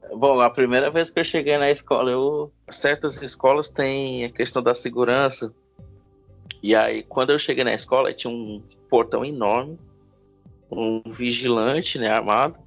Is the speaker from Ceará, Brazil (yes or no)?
yes; Itapajé, Ceará, Brazil; moved away as an adult; now in Sobral, Brazil; eu não sou de Sobral, né? Eu sou de uma cidade chamada Itapajé, que fica a 110 quilômetros de Sobral.